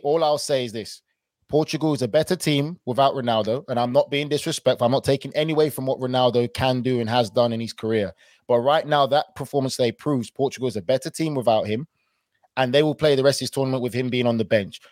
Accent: United Kingdom; being British

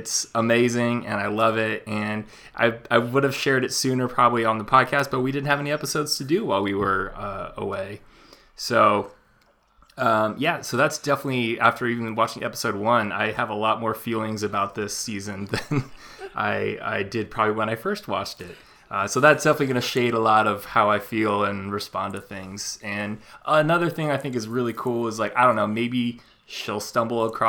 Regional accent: Napa, California, United States; from the Franciscan Winery in Napa, my hometown

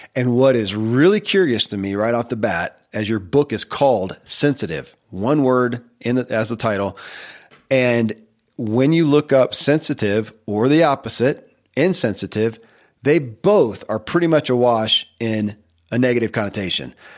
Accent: Kentucky, United States; born or raised there

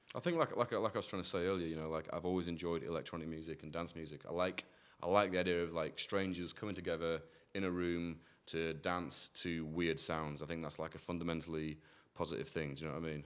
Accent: near Hull, Yorkshire and the Humber, United Kingdom; moved away as an adult; also born or lived in Manchester; now in Bristol, United Kingdom; I grew up near Hull in East Yorkshire

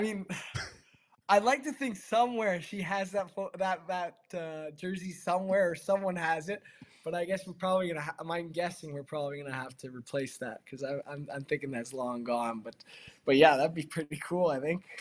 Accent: Toronto, Ontario, Canada; now in Buffalo, United States; I grew up in Toronto, so obviously not not far from Buffalo.

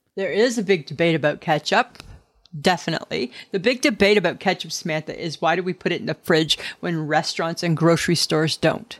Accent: Stayner, Ontario, Canada; I grew up in Staynor, Ontario, and Staynor, Ontario is the, our trademark was the town of friendly people

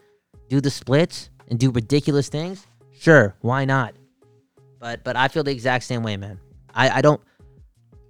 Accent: Vancouver, British Columbia, Canada; We're from Vancouver

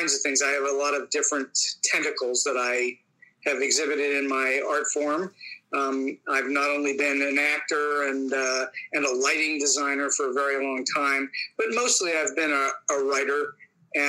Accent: Pittsburgh, Pennsylvania, United States; moved away; also born or lived in Hollywood; I taught for 10 years here in my hometown of Pittsburgh

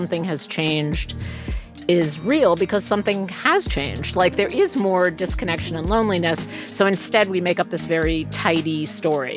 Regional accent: New York, United States; we grew up in New York in the 70s

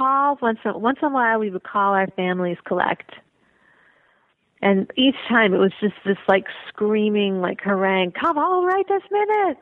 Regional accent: Chicago, Illinois, United States; moved away as an adult; I was raised in Chicago.

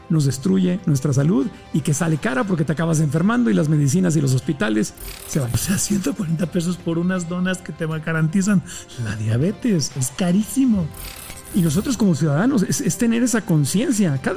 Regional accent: Mexico; Y digo consumen porque yo no lo consumo, pero sí soy mexicano.

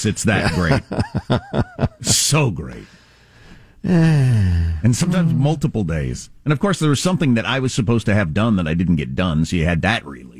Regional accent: United States; I'm an American.

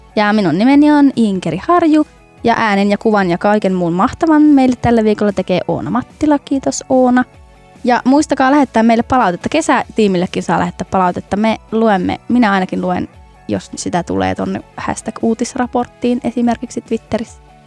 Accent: North Ostrobothnia, Finland; minun ja Ilmon kotikonnuilla, eli tuolla Pohjois-Pohjanmaalla

